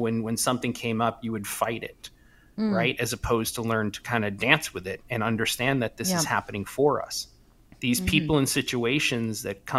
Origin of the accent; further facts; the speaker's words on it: East Coast, United States; growing up where I grew up in the States on the East Coast, it was very blue collar